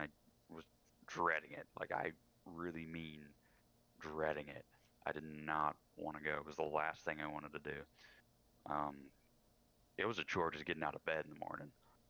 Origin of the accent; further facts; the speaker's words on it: Wimberley, Texas, United States; also born or lived in San Antonio; now in Wisconsin, United States; I lived in San Antonio for a while before I moved to Wisconsin. I moved away from my hometown in Wimberley.